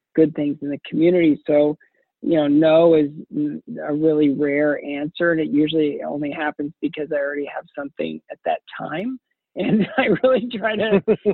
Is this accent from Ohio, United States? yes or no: yes; Ohio, United States; I grew up in a small town in Ohio